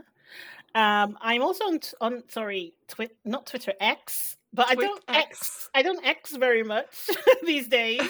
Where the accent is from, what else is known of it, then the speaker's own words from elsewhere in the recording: Nigeria; I'm Nigerian